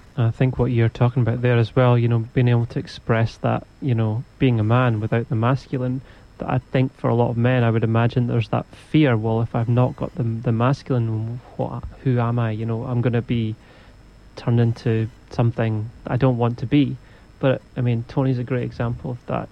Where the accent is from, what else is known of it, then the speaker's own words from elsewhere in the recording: Scotland, United Kingdom; I'm from Scotland too